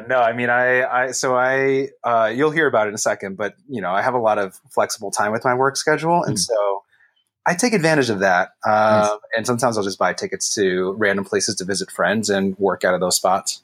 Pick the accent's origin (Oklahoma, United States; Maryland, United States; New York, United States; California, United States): California, United States; San Jose; also born or lived in San Francisco; I'm born and raised in the Bay Area, East Side San Jose kid right here